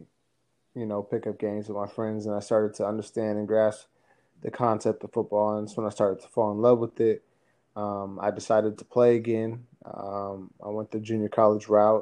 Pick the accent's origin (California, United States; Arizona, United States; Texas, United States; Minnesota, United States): Arizona, United States; Phoenix; I'm from Phoenix, Arizona, up with my mom and dad.